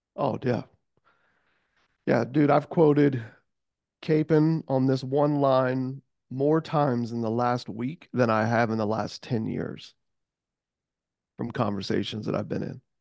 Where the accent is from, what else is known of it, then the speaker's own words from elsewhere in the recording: United States; I am born and raised in America